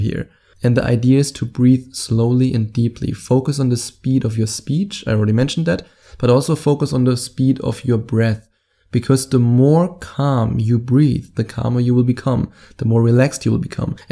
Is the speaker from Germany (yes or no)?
yes; Germany; accent: German; my German accent